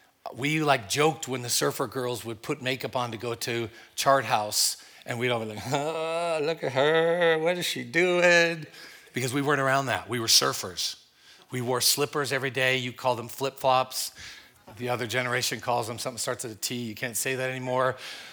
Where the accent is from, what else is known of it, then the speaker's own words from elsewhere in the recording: Oklahoma, United States; accent: Oklahoma; now in Midwest, United States; Yeah, you probably noticed my accent. A little bit different than the Midwest here. It was Oklahoma